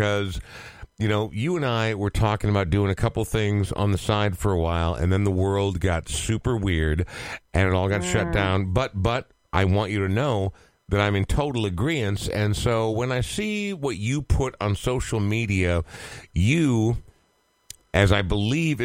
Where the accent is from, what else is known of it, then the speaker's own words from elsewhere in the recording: Coon Rapids, Minnesota, United States; I grew up in Coon Rapids. For those listening who are not from Minnesota, it's like a third/fourth tier northern suburb.